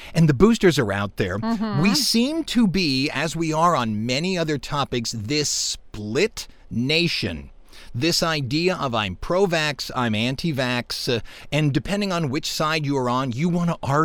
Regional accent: Hammond, Louisiana, United States; We're from Hammond

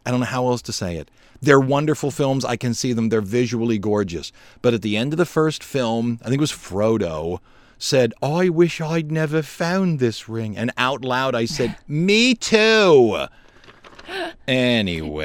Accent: United States; how we Americans live

